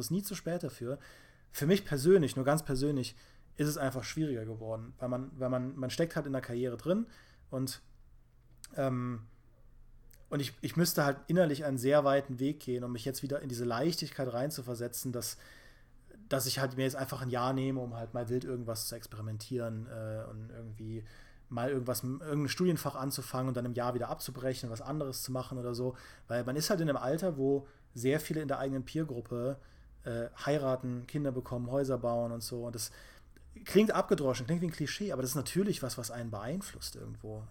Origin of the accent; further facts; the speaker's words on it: Trier, Rhineland-Palatinate, Germany; Ich komme aus Trier und das ist ja älteste Stadt Deutschlands